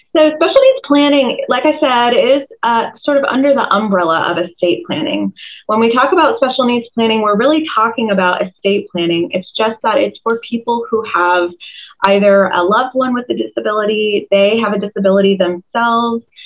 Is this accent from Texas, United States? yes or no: no; Tucker, Georgia, United States; also born or lived in Doraville, Georgia; I'm also uh, an Atlanta native, born and raised in Tucker, um, just outside the perimeter